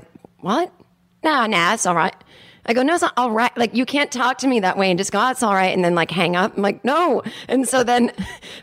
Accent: United States; I am a neurotic American

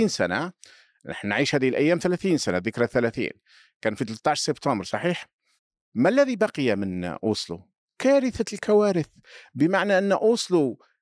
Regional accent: Algeria; عندنا في الجزائر

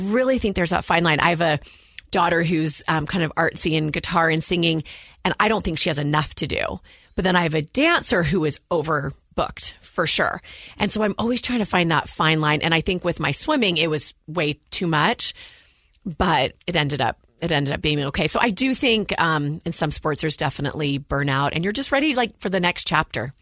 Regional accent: Walnut Creek, California, United States; moved away as an adult; now in Utah, United States; I grew up in the San Francisco Bay Area, Walnut Creek, California

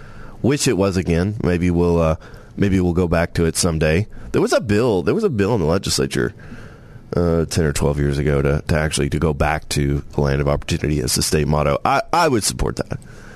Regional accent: Tennessee, United States; born there; And I was born in Tennessee. Love Tennessee. Beautiful state, Smoky Mountains, great people, no state income tax.

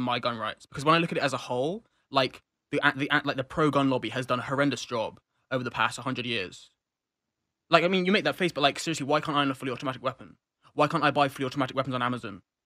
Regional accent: United Kingdom; moved away; as a British person

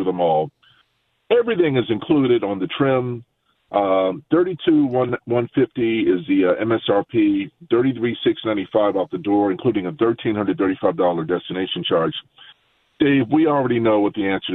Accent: Baltimore, Maryland, United States; moved away; I had gone to Baltimore, my my hometown

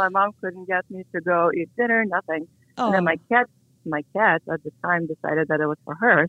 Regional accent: Latvia; moved away; I grew up in Latvia, Eastern Europe, and it was a big deal back then.

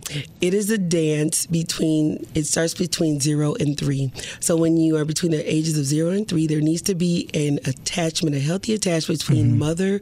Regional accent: Milwaukee, Wisconsin, United States; I grew up in Milwaukee

